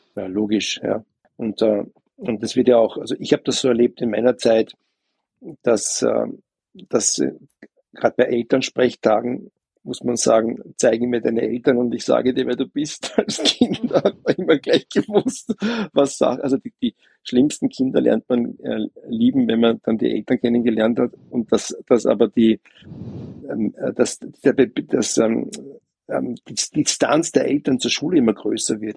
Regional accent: Vienna, Austria; ich als Wiener

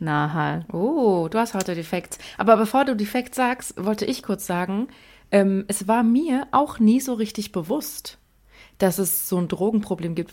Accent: near Frankfurt, Hesse, Germany; ich komme aus Hessen, in der Nähe von Frankfurt

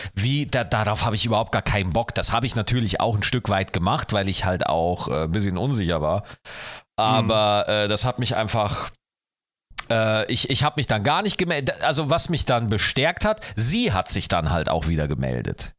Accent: Schwarzach, Bavaria, Germany; born or raised there

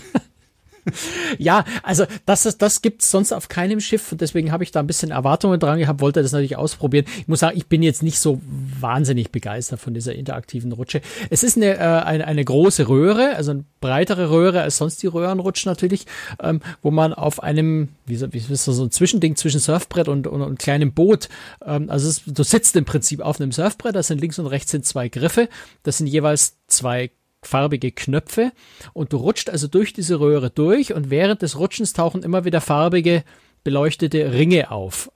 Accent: Germany; bei uns in Deutschland

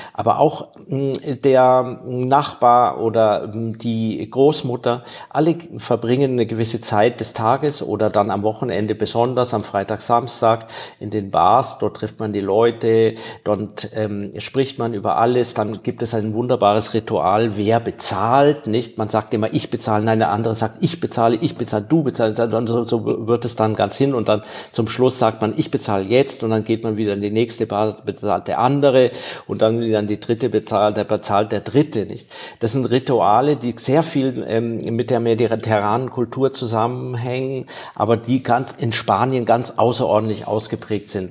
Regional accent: Germany; now in Spain; für mich als Deutscher war das schwierig, ich habe einen deutschen Pass noch

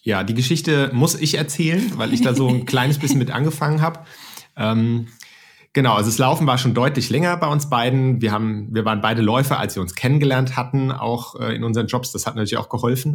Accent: Mainz, Rhineland-Palatinate, Germany; moved away as an adult; now in Frankfurt, Germany; ich komme aus Mainz ursprünglich

